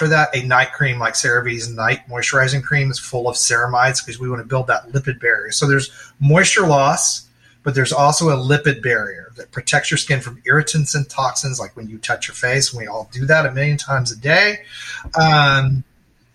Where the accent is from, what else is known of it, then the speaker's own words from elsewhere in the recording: Dallas, Texas, United States; I grew up in Texas. You know, I grew up in Dallas, so it's sunny and hot most of the year